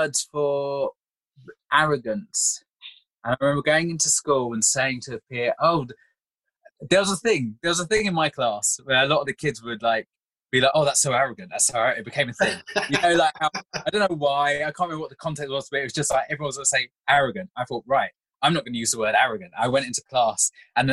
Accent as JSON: {"language": "English", "region": "London", "country": "United Kingdom", "tie": "born or raised there", "moved": "as an adult", "lives_now": "Kent, United Kingdom", "said": "I grew up in Wandsworth in London, first in Roehampton, which was Europe's biggest council estate at one point, and then on West Hill in Wandsworth town"}